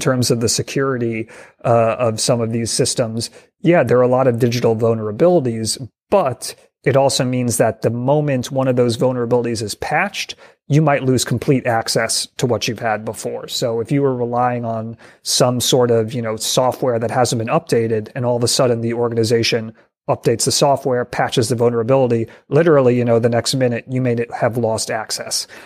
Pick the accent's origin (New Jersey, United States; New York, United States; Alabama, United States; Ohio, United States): New York, United States; my home state of New York